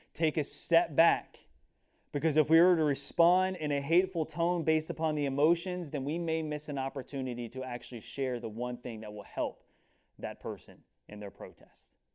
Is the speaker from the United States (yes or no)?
yes; United States; as American Christians